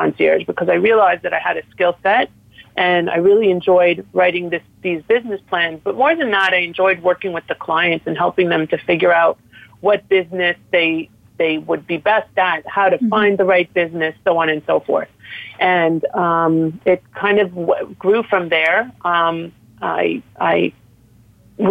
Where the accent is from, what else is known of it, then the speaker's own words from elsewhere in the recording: Toronto, Ontario, Canada; moved away as an adult; now in South Florida, United States; I am originally from Toronto and I'm licensed in Canada. I'm a lawyer from there. I went to law school there